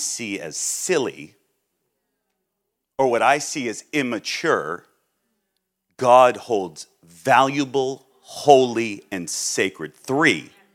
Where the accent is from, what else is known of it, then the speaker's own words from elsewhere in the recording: Massachusetts, United States; I'm from Massachusetts